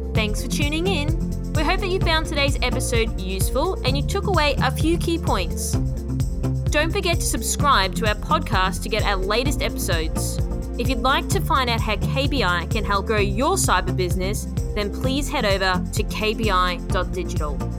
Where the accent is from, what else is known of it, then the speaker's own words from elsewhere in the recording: Australia; as an Australian person